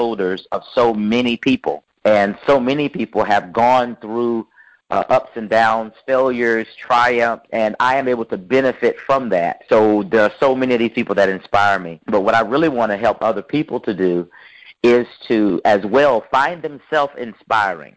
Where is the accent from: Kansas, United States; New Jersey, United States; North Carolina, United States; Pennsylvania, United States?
North Carolina, United States; Raleigh; I'm from Raleigh, North Carolina.